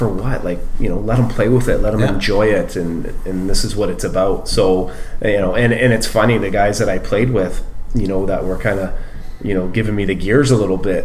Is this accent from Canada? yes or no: yes; Oshawa, Ontario, Canada; growing up in Oshawa